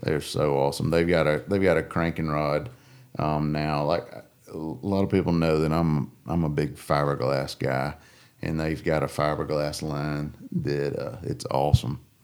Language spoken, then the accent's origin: English; Coosa and Alabama River, United States; growing up on the Coosa and the Alabama River